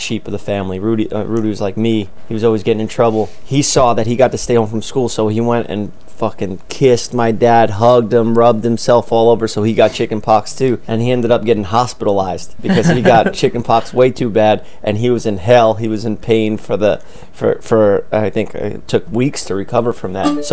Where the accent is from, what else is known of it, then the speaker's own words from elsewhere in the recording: New York City, New York, United States; I was born in Staten Island first